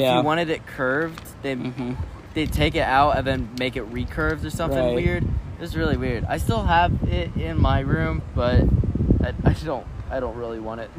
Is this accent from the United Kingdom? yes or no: yes; England, United Kingdom; It's not English, but I'm English, so...